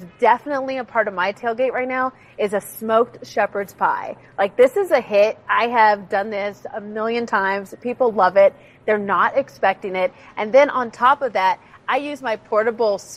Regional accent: Ohio, United States; moved away; I'm originally from Ohio

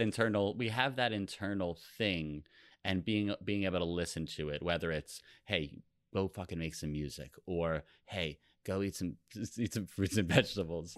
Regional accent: East Coast of New Jersey, United States; we grew up on the on the East Coast of New Jersey

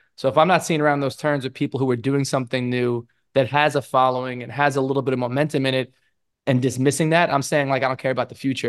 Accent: New York City, New York, United States; I grew up in Brooklyn in a really diverse neighborhood

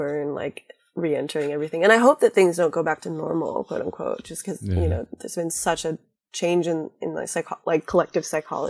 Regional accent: Hawaii, United States; especially because I come from Hawaii grew up part-time there.

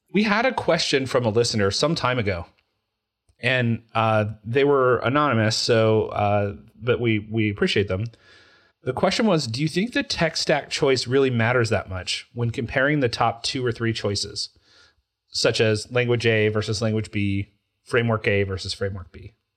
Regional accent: Utah, United States; I'm from Utah

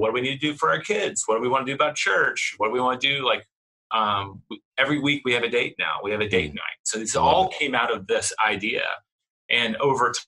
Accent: Tennessee, United States; now in Texas, United States; I'm in Texas. I grew up in Tennessee

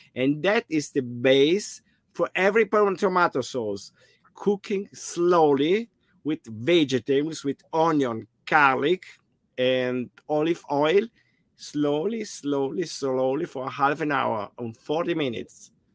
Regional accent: South Tyrol, Trentino-Alto Adige, Italy; I'm from South Tyrol, Italy.

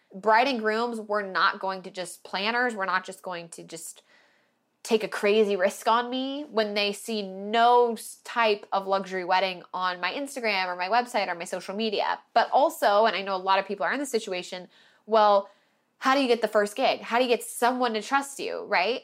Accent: Portland, Oregon, United States; moved away; started in Oregon where I was from Portland

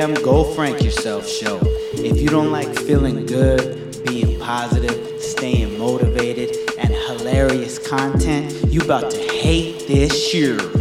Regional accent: San Jose, California, United States; we're both from San Jose

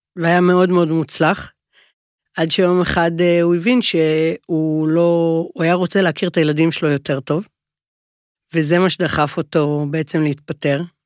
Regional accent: Jerusalem, Jerusalem District, Israel; גדלתי בירושלים

